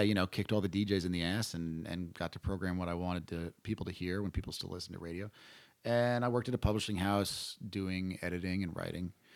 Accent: Hudson Valley, New York, United States; moved away as an adult; now in Austin, United States; I grew up in the Hudson Valley area, which is about an hour north of Manhattan

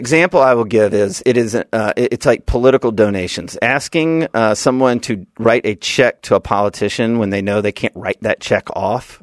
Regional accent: Birmingham, Alabama, United States; also born or lived in Washington, D.C.; now in Seaside, United States; I'm from Alabama

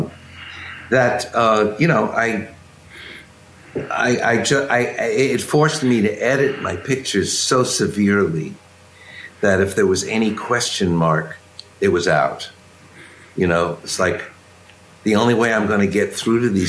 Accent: New York, United States; I grew up in Times Square, you know, in the pool rooms and the sideshows

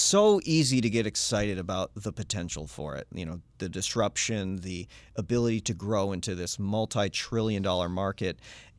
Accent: New Hampshire, United States; My home state.

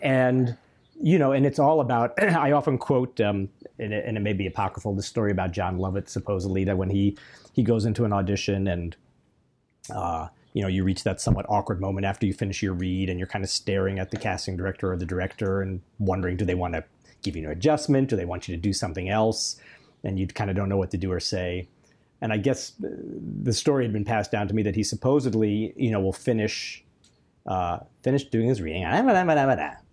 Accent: Chicago, Illinois, United States; moved away as an adult; I was from Chicago

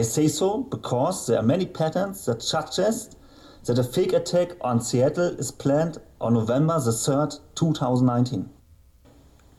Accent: Germany; I'm from Germany

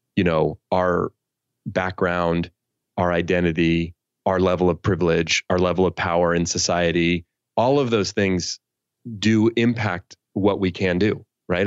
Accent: San Francisco Bay Area, California, United States; I grew up in the San Francisco Bay Area where I still live

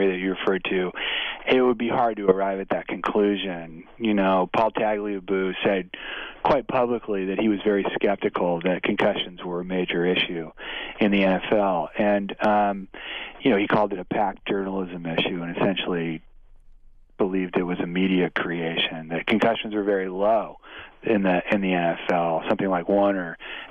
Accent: San Francisco Bay Area, California, United States; In the Bay Area, in the San Francisco Bay Area

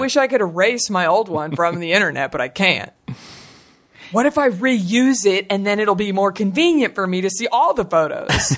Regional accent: Dallas, Texas, United States; accent: Southern; I'm from Dallas

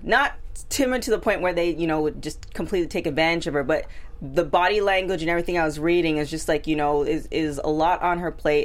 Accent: Toronto, Ontario, Canada; I'm from Toronto

